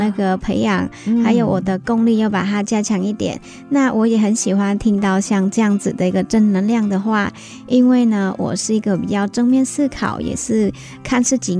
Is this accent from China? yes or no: no; Northern Vietnam, Vietnam; now in Hsinchu, Taiwan; 我是越南的北越。